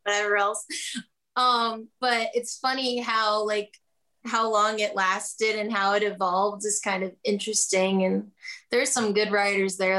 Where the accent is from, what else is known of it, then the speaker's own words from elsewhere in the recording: Kentucky, United States; moved away as an adult; now in Nashville, United States; I'm originally from Kentucky